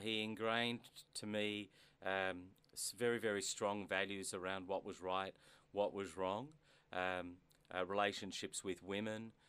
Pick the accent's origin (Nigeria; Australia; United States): Australia; Melbourne, Victoria; I was born in Melbourne mm-hmm. to immigrant parents